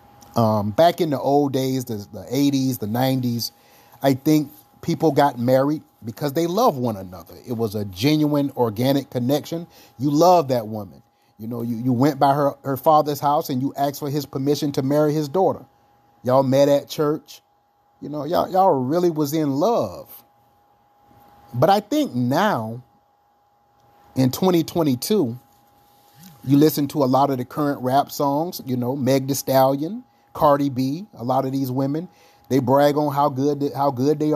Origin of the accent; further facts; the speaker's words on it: South Carolina, United States; I'm from South Carolina